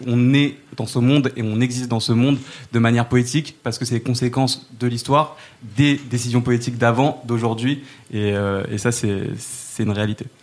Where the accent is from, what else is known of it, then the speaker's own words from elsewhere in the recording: Saint-Denis, Île-de-France, France; j'ai grandi à Saint-Denis